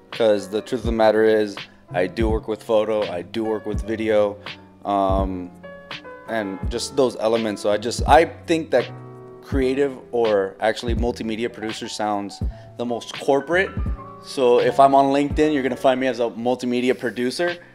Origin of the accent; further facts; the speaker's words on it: Los Angeles, California, United States; Where are you from? Born in Los Angeles, raised down here.